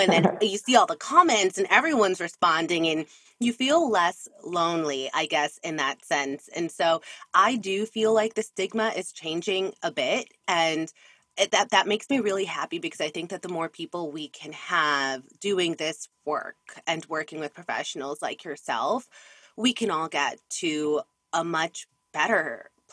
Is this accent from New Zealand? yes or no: no; Jamaica; I'm Caribbean, I'm from Jamaica